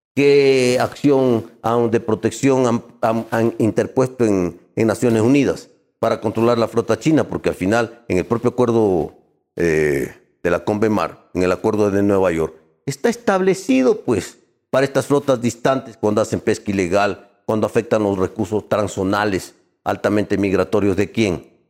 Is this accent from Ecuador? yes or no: yes; Quito, Pichincha, Ecuador; now in Guayaquil, Ecuador; Yo soy de Guayaquil, nacido en Quito.